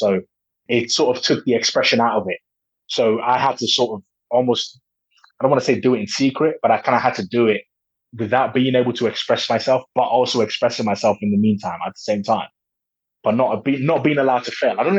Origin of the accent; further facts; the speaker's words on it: Nigeria; now in England; Like I said, I come from Nigeria and I moved to England.